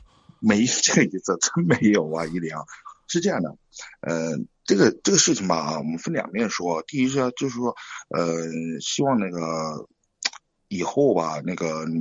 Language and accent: Chinese; Chengdu, Sichuan, China; 我那个成都，